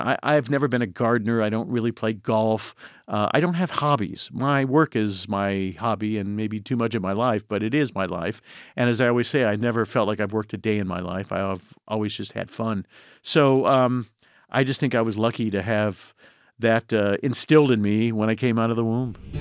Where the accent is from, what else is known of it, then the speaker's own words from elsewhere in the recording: Indiana, United States; I grew up in Indiana